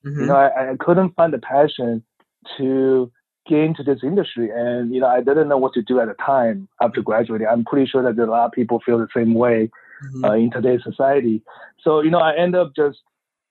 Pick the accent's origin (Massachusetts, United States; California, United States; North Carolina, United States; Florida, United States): California, United States; Bay Area; also born or lived in China / Beijing, China; I grew up in the Bay Area